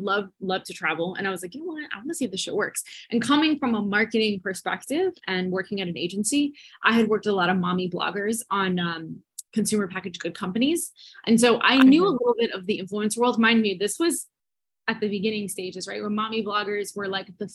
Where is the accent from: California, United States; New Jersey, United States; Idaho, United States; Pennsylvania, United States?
New Jersey, United States; now in Miami, United States; I'm from New Jersey, but I'm currently stationed in Miami.